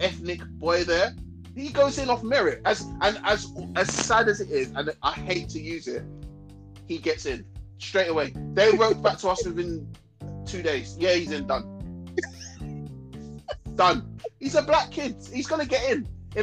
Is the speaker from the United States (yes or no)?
no; London, United Kingdom; I'm from London